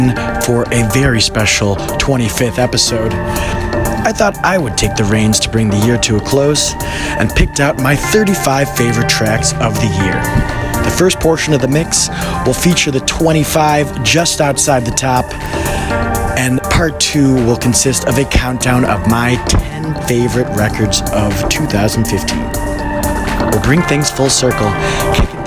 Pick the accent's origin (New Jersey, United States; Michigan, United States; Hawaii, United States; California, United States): Michigan, United States; Detroit; now in Chicago, United States; Detroit, my hometown, the birthplace of techno